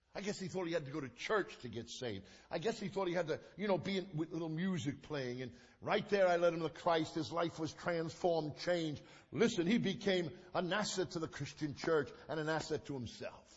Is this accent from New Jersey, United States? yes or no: no; New York City, New York, United States; We lived in Coney Island. I was raised in Coney Island.